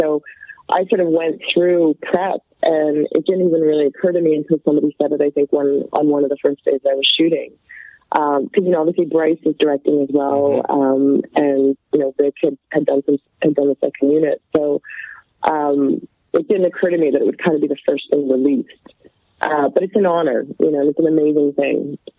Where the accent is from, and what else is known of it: Canada; born or raised there